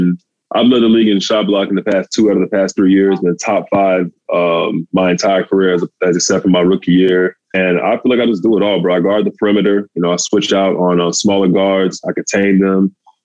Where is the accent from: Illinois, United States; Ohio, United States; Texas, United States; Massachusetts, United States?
Texas, United States; You know, I'm from Texas. You know how they love their football down there.